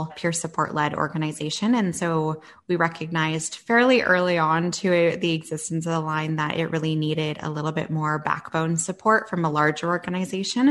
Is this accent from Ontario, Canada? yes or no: yes; Southwestern Ontario, Canada; moved away as an adult; also born or lived in Yukon; I'm from Southwestern Ontario.